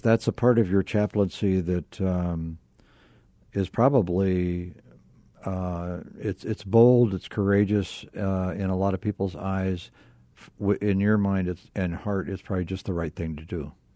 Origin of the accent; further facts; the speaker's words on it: Akron, Ohio, United States; I was born in Akron, Ohio.